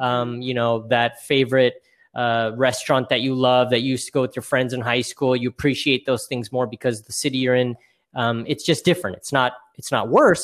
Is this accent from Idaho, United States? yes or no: yes; Boise, Idaho, United States; now in California, United States; I'm, I'm originally from Boise, Idaho